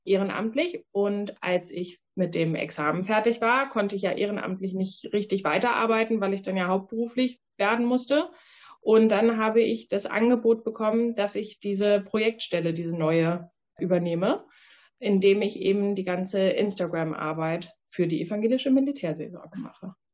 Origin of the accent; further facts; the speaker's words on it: Northern Germany, Germany; Ja, ich komme ja aus Norddeutschland.